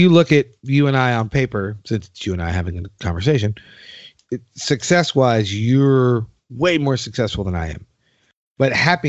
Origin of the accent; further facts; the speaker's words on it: New York, United States; I came from New York.